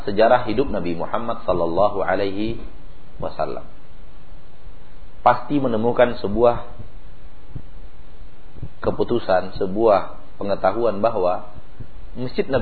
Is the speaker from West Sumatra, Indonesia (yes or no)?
yes; West Sumatra, Indonesia; Ganti guling kata orang Jawa, Pak. Kalau kita orang Minang ganti lapia.